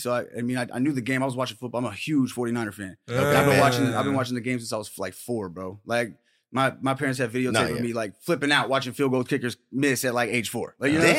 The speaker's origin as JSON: {"language": "English", "town": "Modesto", "region": "California", "country": "United States", "tie": "born or raised there", "also_born_or_lived": "Hayward, California / Tracy, California", "said": "And came out to the 209 when I was like five or some shit, went to kindergarten."}